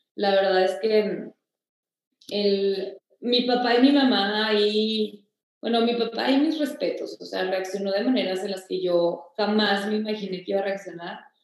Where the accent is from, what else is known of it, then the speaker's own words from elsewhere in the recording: Torreón, Coahuila, Mexico; yo nací en Torreón el 16 de junio